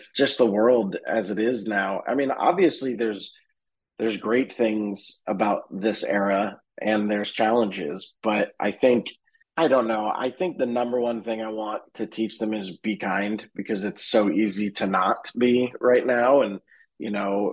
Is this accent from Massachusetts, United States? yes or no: yes; Boston, Massachusetts, United States; now in Los Angeles, United States; we went back to my hometown in Boston